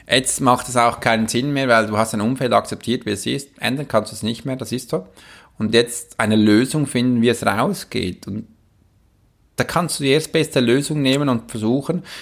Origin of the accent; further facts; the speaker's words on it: Switzerland; ich kann auch als Schweizer Soldat in einem Kämpfengebiet stehen, das geht auch.